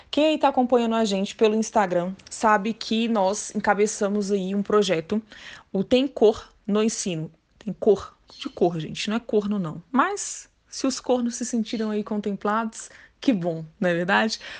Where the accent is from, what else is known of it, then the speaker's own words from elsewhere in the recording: Brasília, Federal District, Brazil; Eu sou aqui de Brasília, tenho 31 anos, sou bacharel em Direito.